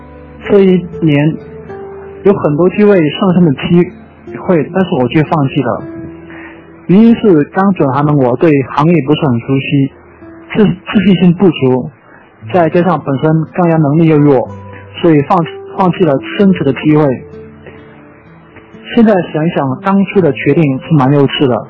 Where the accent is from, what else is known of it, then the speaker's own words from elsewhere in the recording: Guangxi, China; moved away as an adult; now in Guangzhou, China; 我是来自广西的一个男孩子，目前孤身一人在广州工作一年半了。